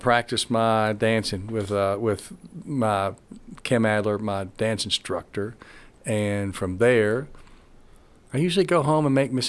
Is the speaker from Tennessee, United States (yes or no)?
yes; Johnson City, Tennessee, United States; also born or lived in Kingsport, Tennessee / Culver, Indiana / Spartanburg, South Carolina / Knoxville, Tennessee; I grew up in Johnson City, so started here. I was born in Kingsport